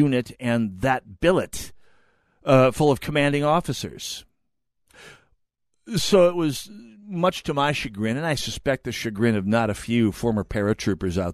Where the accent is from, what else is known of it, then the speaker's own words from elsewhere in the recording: United States; as an American